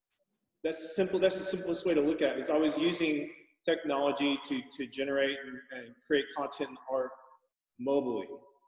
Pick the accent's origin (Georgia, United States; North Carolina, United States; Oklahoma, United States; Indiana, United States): Oklahoma, United States; Oklahoma City; Oklahoma City.